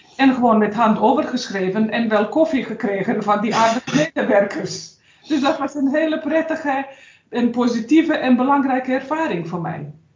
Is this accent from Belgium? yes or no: no; Sarajevo, Bosnia & Herzegovina; Dutch is a second language; moved away as an adult; now in Netherlands; De bedoeling was dat ik terug ga naar mijn vaderland en dat ik dus ga weer werken bij het bedrijf waar ik daarvoor had gewerkt